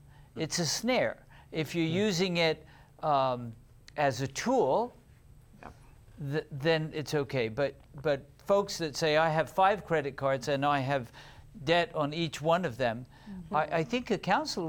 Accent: United Kingdom; accent: British; now in United States; When I first came to America, my British accent will come back when I'm talking about it.

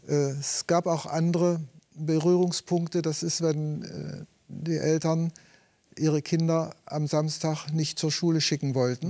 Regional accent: Eastern Harz, Wernigerode district, Saxony-Anhalt, Germany; moved away as an adult; also born or lived in Friedensau, Saxony-Anhalt; Geboren wurde ich im Ostharz, Landkreis Wernigerode. Und dann nach meiner Berufsausbildung bin ich umgezogen nach Friedensau

